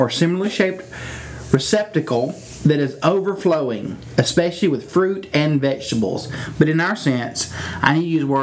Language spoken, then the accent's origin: English; Chattanooga, Tennessee, United States; moved away; I'm originally from Chattanooga, Tennessee